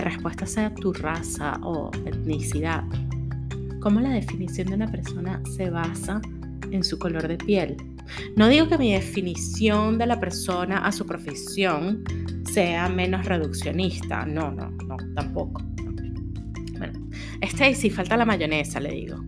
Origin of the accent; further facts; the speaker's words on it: Caracas, Capital District, Venezuela; moved away as an adult; now in Houston, United States; yo no soy mexicana, soy venezolana, no soy centroamericana, soy caribeña